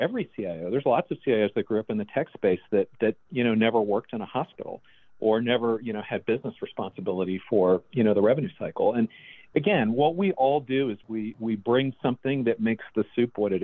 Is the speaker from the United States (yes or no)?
yes; Dallas, Texas, United States; moved away as an adult; now in Baltimore, United States; Dallas, my hometown, and came up to Baltimore